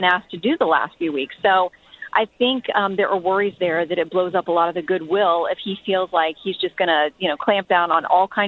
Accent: Florida, United States; moved away; also born or lived in New York / Washington, D.C.; I grew up, born and raised in Florida

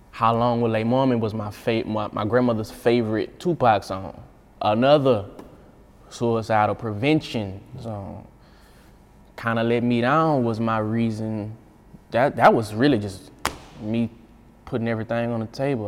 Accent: Baton Rouge, Louisiana, United States; I was just a regular little dirty dude from Baton Rouge. I'm just from Glen Oaks

